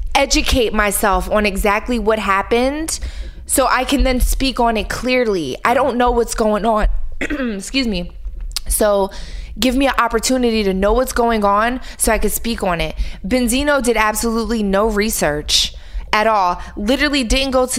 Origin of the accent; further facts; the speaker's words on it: Philadelphia, Pennsylvania, United States; I'm a girl from Philly that was a stripper